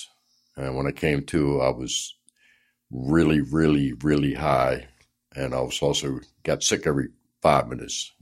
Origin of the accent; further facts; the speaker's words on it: Baltimore, Maryland, United States; I was born in Baltimore